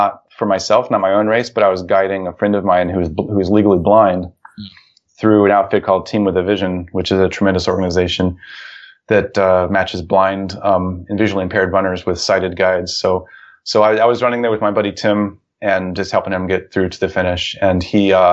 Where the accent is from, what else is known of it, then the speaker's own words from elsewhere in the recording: Ohio, United States; the town where I grew up in Ohio